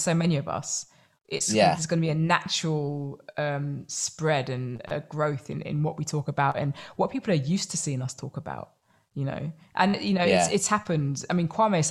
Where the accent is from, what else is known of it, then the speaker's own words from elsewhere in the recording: London, United Kingdom; my privilege growing up in London, having access to like Hackney Empire and Catford